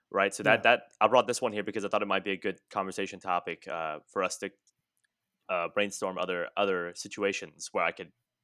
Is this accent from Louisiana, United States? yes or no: yes; Louisiana, United States; My great-grandpa, so I'm from South Louisiana, and my great-grandpa, he was a French Cajun.